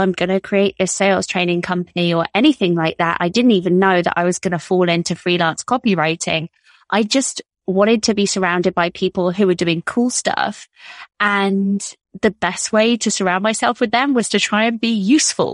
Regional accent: United Kingdom; moved away as an adult; also born or lived in Toronto, Canada; as you could tell from my accent, I am from the UK

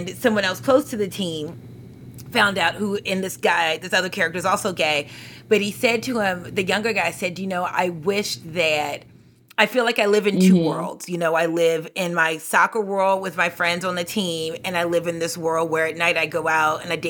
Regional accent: Baltimore, Maryland, United States; we grew up in Baltimore City, so we didn't have school buses.

